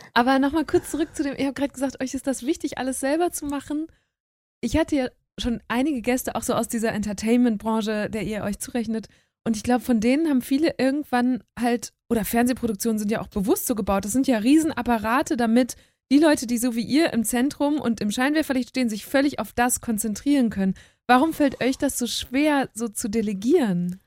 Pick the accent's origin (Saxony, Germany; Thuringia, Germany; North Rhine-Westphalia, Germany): North Rhine-Westphalia, Germany; Münsterland; moved away as an adult; now in Berlin, Germany; ich bin da eine Stunde von euch groß geworden